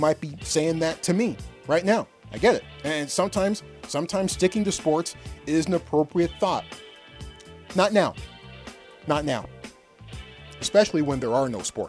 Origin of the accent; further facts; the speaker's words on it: United States; I am an American. I was born with the same civil rights that most of you were born